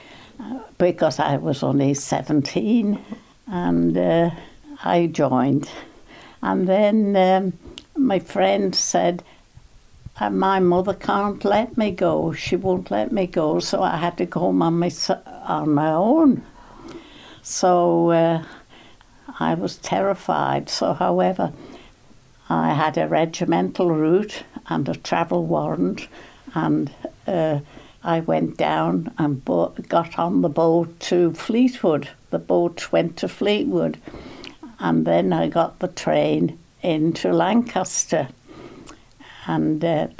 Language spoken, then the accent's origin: English; Isle of Man; I was born in Bruce, out at Lonnon. I had two brothers, one sister, and we came to Groudle. We went to Onken School